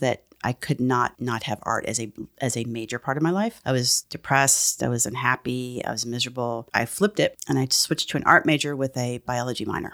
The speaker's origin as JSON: {"language": "English", "town": "San Antonio", "region": "Texas", "country": "United States", "tie": "born or raised there", "said": "I grew up in San Antonio, Texas"}